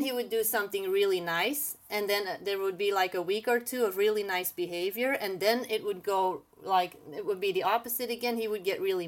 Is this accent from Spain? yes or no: no; Belgium; English is a second language; moved away as an adult; also born or lived in Bahrain; I am originally from Belgium, but then I lived in the Middle East for a little bit.